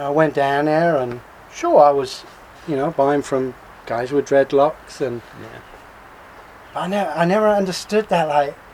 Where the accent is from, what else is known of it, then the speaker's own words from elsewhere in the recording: London, United Kingdom; I was growing up in London. I pretty early on got into speed.